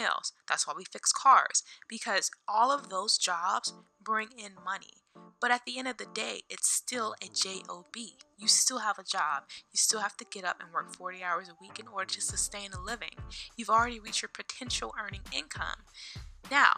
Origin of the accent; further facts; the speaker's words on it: North Carolina, United States; moved away as an adult; now in Virginia, United States; I am originally from North Carolina, 252 to be exact